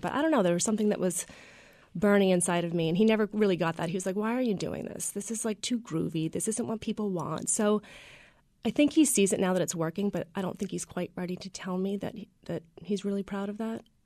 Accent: Freedom, Maine, United States; I grew up in Freedom, and my dad had a little diner

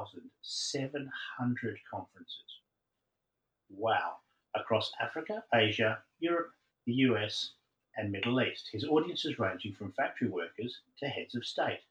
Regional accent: Perth, Western Australia, Australia; I grew up in Perth, so just across the water from you there

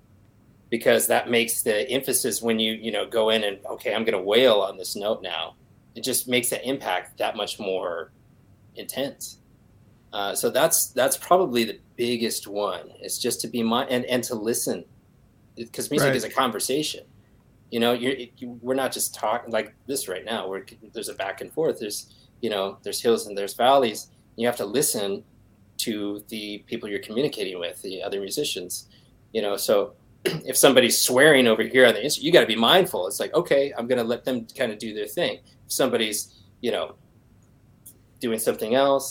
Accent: Minneapolis, Minnesota, United States; I'm from Minneapolis

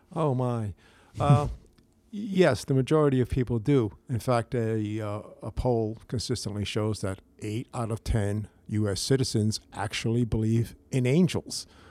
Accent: Bridgeport, Connecticut, United States; also born or lived in Fairfield / Shelton; I was born and raised in Bridgeport

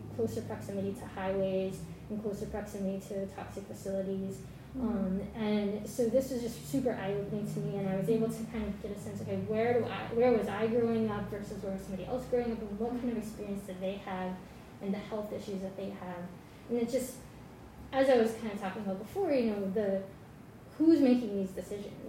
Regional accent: Dallas-Fort Worth area, Texas, United States; moved away; I'm originally from Texas, and from where I lived, there's a lot of pavement, a lot of highways, not a whole lot else going on. So I'm from the Dallas-Fort Worth area.

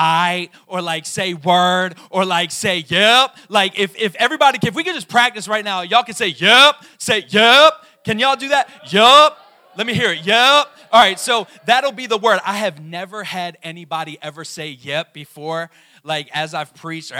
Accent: Maryland, United States; I was born in Maryland

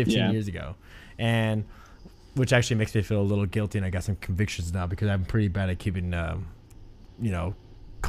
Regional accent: Overton, United States; moved away; my friends back home, from my small town in Overton.

